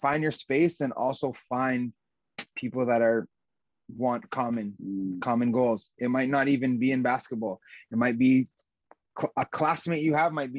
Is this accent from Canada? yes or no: yes; Canada; So I came from Canada being the best, if not one of the better players there.